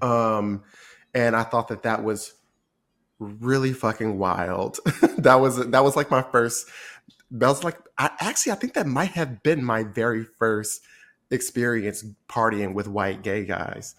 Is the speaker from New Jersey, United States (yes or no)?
yes; Trenton, New Jersey, United States; moved away as an adult; also born or lived in Washington, D.C. / New York; I grew up in Trenton, New Jersey, which I, I grew up in a predominantly black environment.